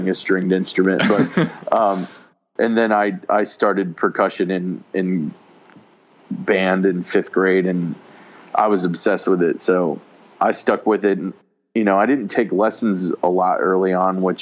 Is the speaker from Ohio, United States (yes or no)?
yes; Cincinnati, Ohio, United States; born or raised there